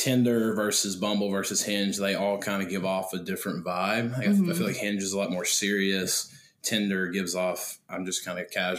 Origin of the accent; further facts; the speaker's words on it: Richmond, Kentucky, United States; accent: Southern; moved away as an adult; now in Bowling Green, United States; I am from Richmond, Kentucky. Small town like south and east of Lexington, Kentucky, if you know where that is.